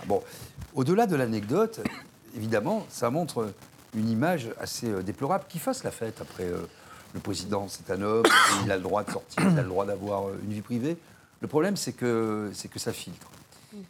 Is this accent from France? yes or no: yes; France; En tant que Français